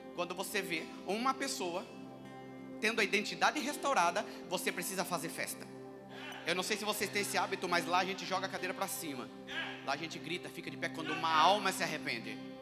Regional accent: interior of São Paulo, Brazil; accent: caipira (interior paulista); eu sou do interior de São Paulo

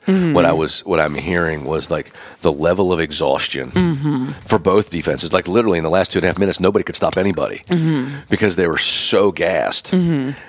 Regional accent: Pennsylvania, United States; moved away as an adult; also born or lived in Birmingham / Athens, Georgia; I'm from Pennsylvania

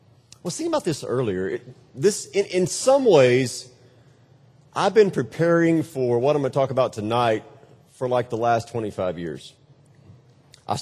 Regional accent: Texas, United States; I hail from Texas

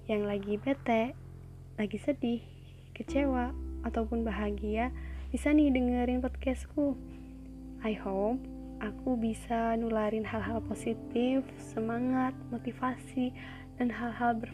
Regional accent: Java, Indonesia; accent: medok; ya, aku tuh dari Jawa jadi bahasa Indonesia ataupun bahasa Inggrisku tuh pasti ngeblend gitu sama medok.

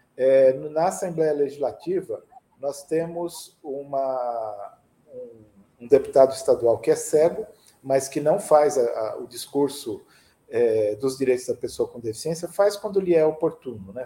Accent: São Caetano do Sul, São Paulo, Brazil; now in São Paulo, Brazil; na minha cidade natal, São Caetano do Sul

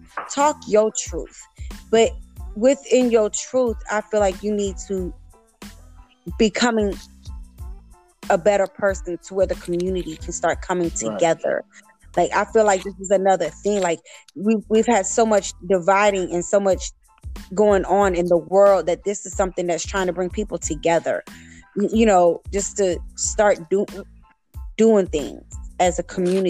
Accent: Florida, United States; you know, I'm from Florida too, and I'm from South Florida, and I understand that.

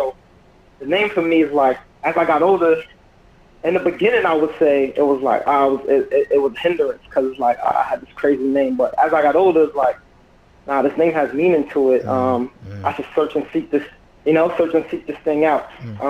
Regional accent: Mount Vernon, New York, United States; I'm from Mount Vernon, New York. Okay. Yeah, I've been basically living here all my life.

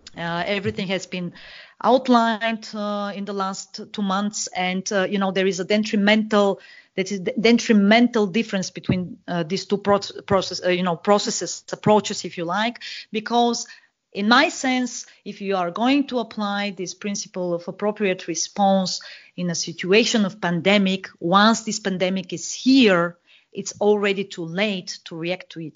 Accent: Bulgaria; also born or lived in Germany; now in Vienna, Austria; I live in uh, Vienna, Austria, but I'm originally from Bulgaria.

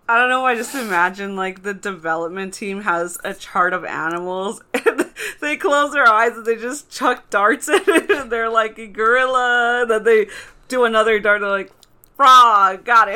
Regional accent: Texas, United States; I grew up in Texas

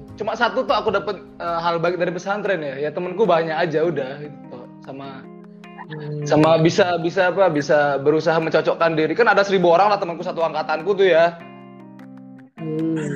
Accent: Bali, Indonesia; aku orang Bali nih, aku dari pesantren

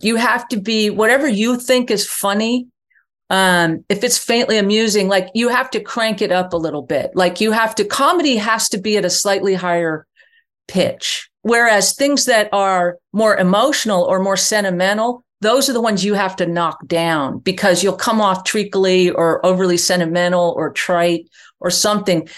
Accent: New York, United States; I grew up in New York, not Texas.

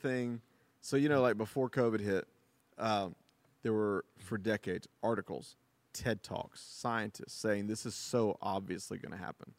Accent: United States; as an American

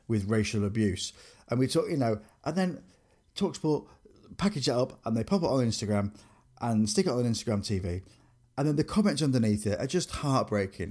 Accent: Grimsby, Yorkshire and the Humber, United Kingdom; I grew up in Grimsby

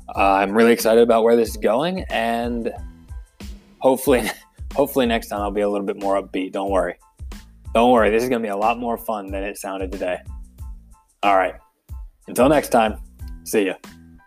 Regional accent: Philadelphia, Pennsylvania, United States; born or raised there; also born or lived in Pittsburgh, Pennsylvania

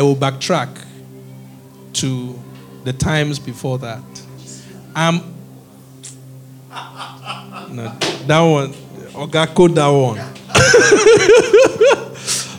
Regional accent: Nigeria; also born or lived in Edo / University of Benin; I'm as Nigerian as they come

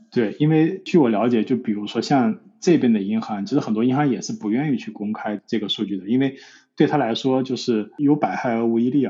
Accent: China; now in London, United Kingdom; 因为我是中国人

